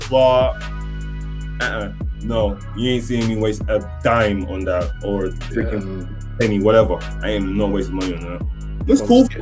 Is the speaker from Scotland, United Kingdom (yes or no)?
no; London, United Kingdom; We're all from London here